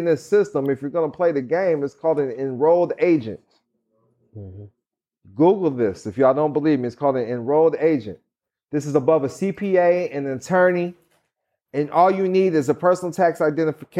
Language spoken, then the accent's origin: English; Missouri, United States; I grew up in Missouri.